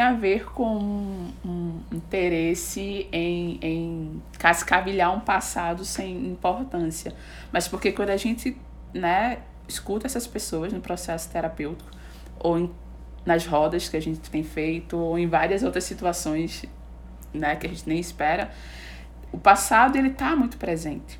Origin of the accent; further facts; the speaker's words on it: Recife, Pernambuco, Brazil; a gente é de Recife, Pernambuco